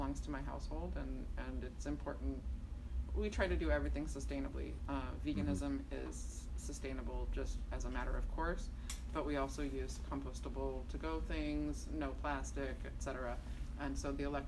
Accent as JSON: {"language": "English", "town": "Lebanon", "region": "Oregon", "country": "United States", "tie": "born or raised there", "said": "I grew up in Lebanon"}